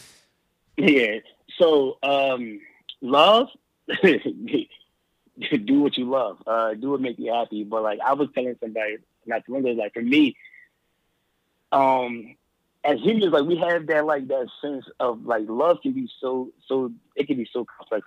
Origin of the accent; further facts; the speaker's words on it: Philadelphia, Pennsylvania, United States; also born or lived in Allentown, Pennsylvania; I was born and raised I was born and raised in Philadelphia. Well, I was born in Philadelphia